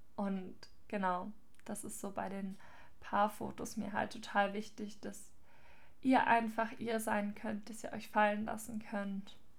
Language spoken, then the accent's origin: German; near Ludwigsburg, Baden-Württemberg, Germany; ich bin aufgewachsen auf einem Hof in der Gegend von Ludwigsburg